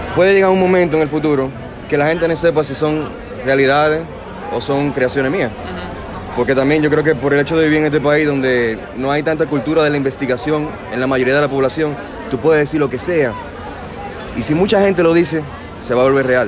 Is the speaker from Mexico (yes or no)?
no; Dominican Republic; soy un músico dominicano